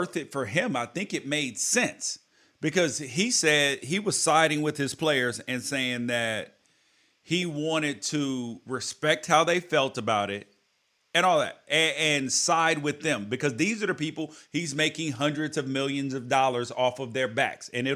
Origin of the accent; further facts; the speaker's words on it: United States; I love being an American. I love my country